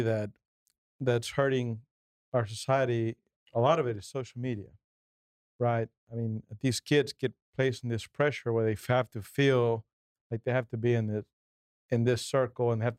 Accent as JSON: {"language": "English", "country": "Mexico", "tie": "born or raised there", "second_language": "English", "moved": "yes", "lives_now": "United States", "said": "I'm a Mexican guy, born in Mexico, didn't learn to speak English till I was 11"}